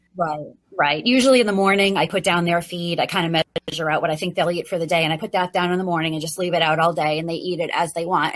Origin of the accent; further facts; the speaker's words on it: New England, United States; also born or lived in Virginia; now in Maine, United States; I grew up in New England